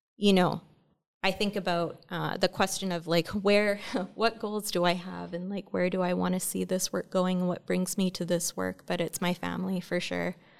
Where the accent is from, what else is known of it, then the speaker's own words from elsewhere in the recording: Lytton First Nation, interior of British Columbia, Canada; moved away; I'm from the Inuktitmuk Nation, uh, from Kamshin, uh, from Lytton First